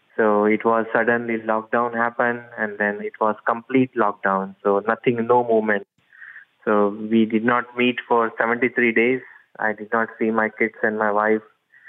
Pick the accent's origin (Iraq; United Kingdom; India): India; moved away as an adult; now in United States; My hometown is in India, but I live in US from past 5-6 years with my wife.